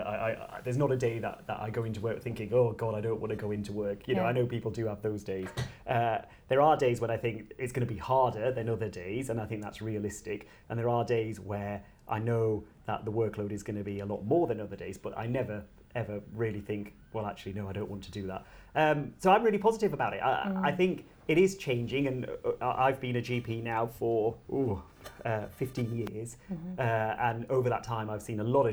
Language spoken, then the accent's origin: English; Bradford, Yorkshire and the Humber, United Kingdom; I was born in Bradford, which sometimes gets a bad press